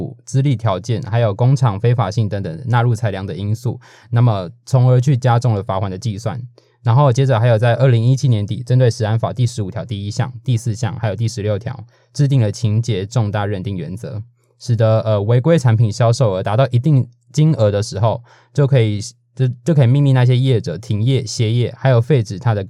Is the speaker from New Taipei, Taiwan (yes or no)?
yes; New Taipei, Taiwan; 我是新北，那是边疆地带。